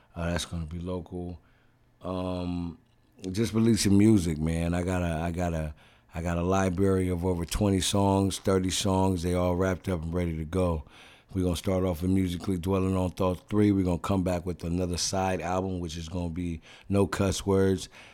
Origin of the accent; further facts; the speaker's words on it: Oceanside, California, United States; I'm born and raised in Oceanside, the northern part of San Diego, which is in California